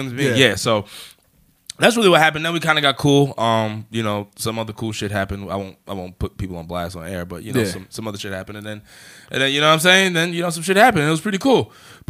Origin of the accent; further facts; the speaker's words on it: Nassau County, Long Island, New York, United States; I'm from Nassau.